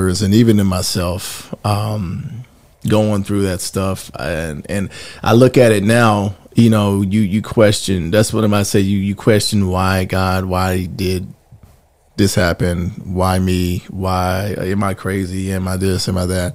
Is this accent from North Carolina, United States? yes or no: yes; Gastonia, North Carolina, United States; also born or lived in Mount Holly, North Carolina / Charlotte, North Carolina; I'm originally from Mount Holly, okay, North Carolina, but grew up in Gastonia and then Charlotte later